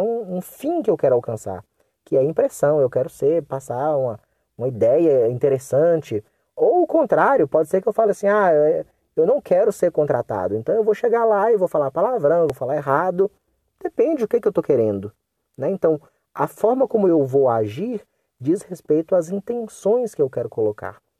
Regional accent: Brazil; first language Portuguese; also born or lived in North of Minas Gerais; nós falamos português porque nós nascemos aqui no Brasil, nós fomos criados aqui no Brasil

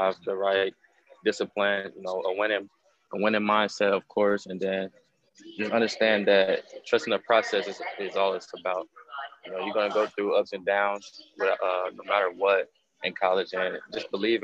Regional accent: Cincinnati, Ohio, United States; Cincinnati, my hometown

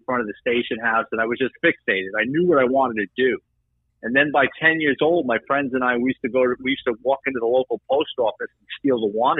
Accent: New York City, New York, United States; I'm a city kid, born and raised in the Bronx.

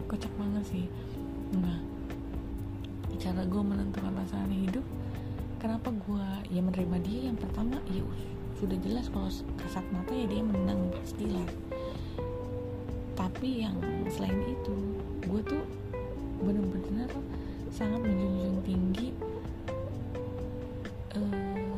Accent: West Java, Indonesia; karena gue Sunda di Sunda tuh seperti apa gitu kan

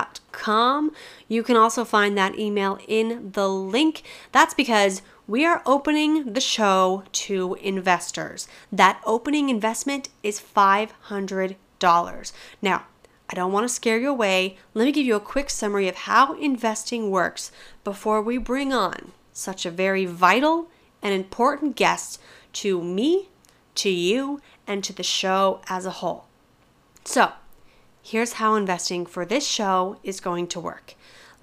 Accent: Colorado, United States; I'm from Colorado

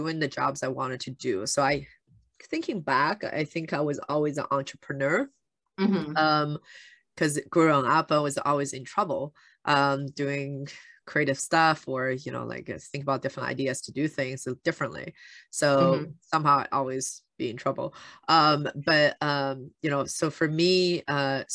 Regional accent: Shanghai, China; moved away; I grew up in China

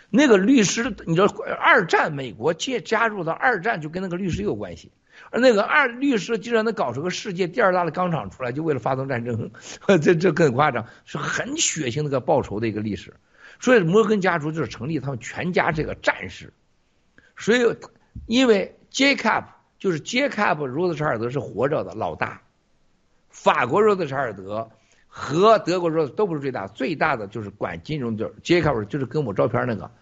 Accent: Shandong, China; 我不是河南人，我是山东人

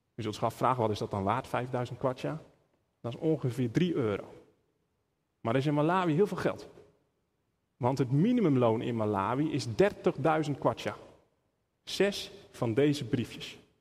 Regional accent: Netherlands; we als Nederlanders

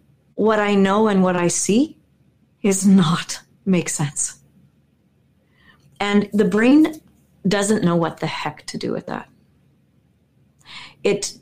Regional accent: Winnipeg, Manitoba, Canada; I'm this girl from Winnipeg

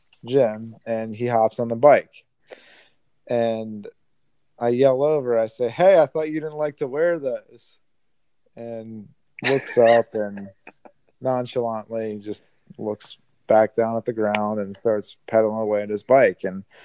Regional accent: Australia; accent: Australian; And I go, "Oi, buddy," in my Australian accent.

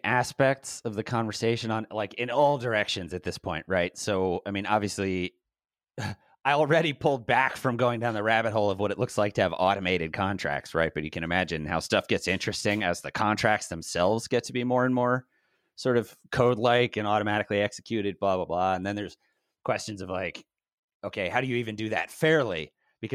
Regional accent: Baltimore, Maryland, United States; now in Los Angeles, United States; I'm from Baltimore.

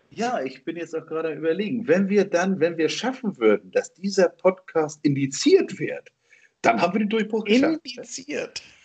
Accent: Germany; bin ich jetzt in Deutschland geboren.

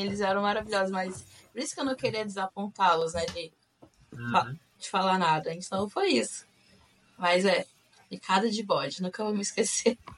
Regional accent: Macaé, Rio de Janeiro, Brazil; moved away as an adult; also born or lived in Campos dos Goytacazes, Brazil / Utah, United States; now in Florida, United States; eu sou de Macaé, no Rio de Janeiro. Não sou carioca da gema, mas eu sou fluminense. É, nascida no estado do Rio de Janeiro. Na verdade, nasci em Campos dos Goitacazes

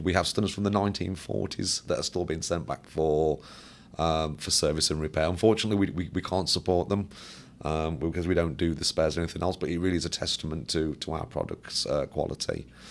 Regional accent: Birmingham, West Midlands, United Kingdom; I worked for Caterpillar, um, um, close to my hometown

